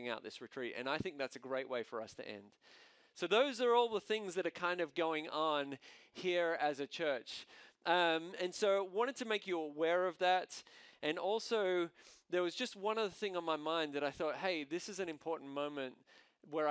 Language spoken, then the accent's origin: English; Australia; accent: Australian; moved away; my Australian accent